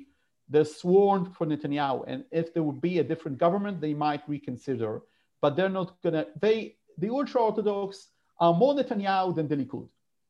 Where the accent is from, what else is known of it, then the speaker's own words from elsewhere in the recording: London, United Kingdom; born there; I'm a UK citizen also, beyond being, you know, and I was born in London.